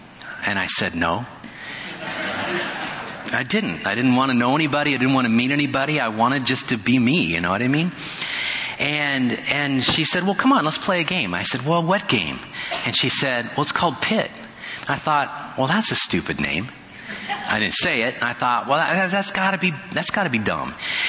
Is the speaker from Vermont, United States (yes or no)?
no; Indiana, United States; born there; I was born in Indiana, so I know what snow is all about